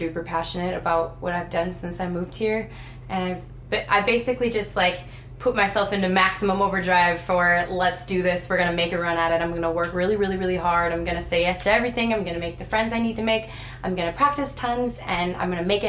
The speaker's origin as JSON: {"language": "English", "region": "North Dakota", "country": "United States", "tie": "born or raised there", "moved": "as an adult", "lives_now": "Winnipeg, Canada", "said": "I grew up in North Dakota"}